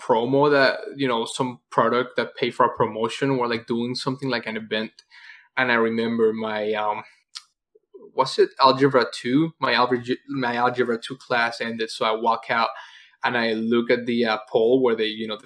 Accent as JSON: {"language": "English", "country": "Venezuela", "also_born_or_lived": "Florida, United States", "second_language": "English", "moved": "yes", "lives_now": "Georgia, United States", "said": "I'm Venezuelan"}